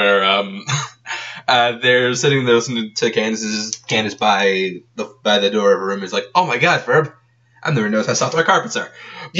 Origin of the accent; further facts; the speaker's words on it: Texas, United States; I'm from Texas, and, like, that's where I got my first license.